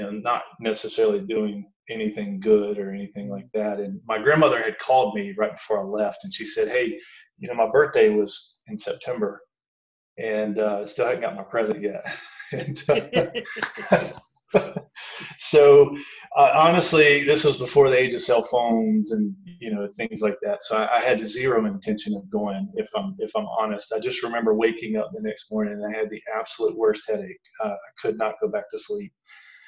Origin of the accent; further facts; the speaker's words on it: the Bible Belt, United States; I grew up in the Bible Belt